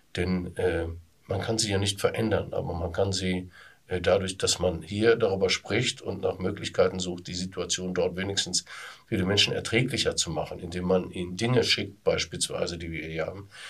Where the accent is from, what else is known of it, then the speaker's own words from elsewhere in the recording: Duisburg, North Rhine-Westphalia, Germany; im Duisburger Norden, in meiner Heimatstadt